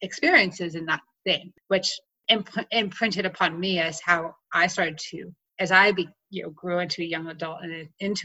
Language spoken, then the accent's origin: English; Clinton, New Jersey, United States; now in Colorado, United States; I grew up in a small town in New Jersey called Clinton.